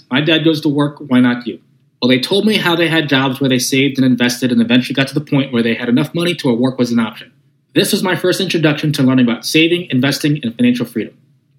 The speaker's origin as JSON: {"language": "English", "town": "Norfolk", "region": "Virginia", "country": "United States", "tie": "born or raised there", "moved": "as an adult", "lives_now": "Scottsdale, United States", "said": "We were born and raised in Norfolk, Virginia. I spent 15 years living in Virginia Beach, Virginia, and recently, I've picked up and moved my life to Scottsdale, Arizona. I do travel back and forth to Virginia."}